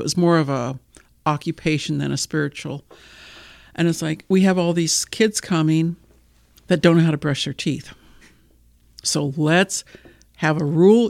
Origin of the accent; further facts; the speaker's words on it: United States; I'm a female from the United States